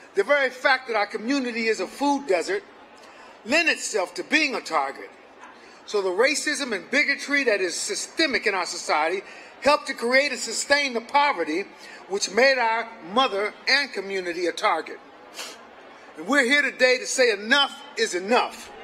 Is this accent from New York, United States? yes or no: yes; Buffalo, New York, United States; We're from Buffalo, New York